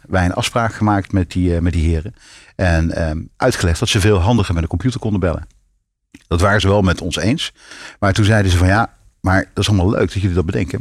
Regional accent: North Brabant, Netherlands; in mijn studententijd in Brabant, waar ik vandaan kom

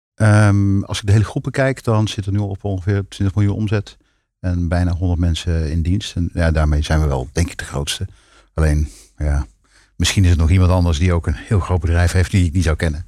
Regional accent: North Brabant, Netherlands; in mijn studententijd in Brabant, waar ik vandaan kom

